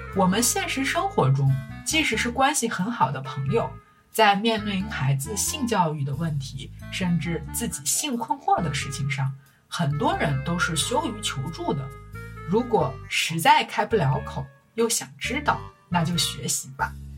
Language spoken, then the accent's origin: Chinese; China; 我们中国人